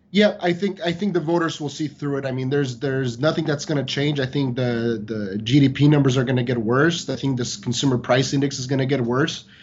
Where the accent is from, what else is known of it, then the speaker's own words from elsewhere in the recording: San Diego, California, United States; moved away; I grew up in San Diego